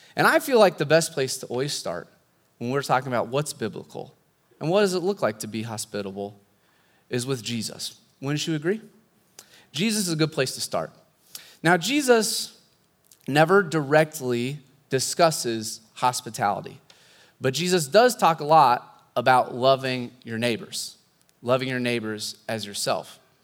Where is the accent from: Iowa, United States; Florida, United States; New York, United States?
Iowa, United States; Pella; moved away as an adult; also born or lived in Southern California; I grew up here in Pella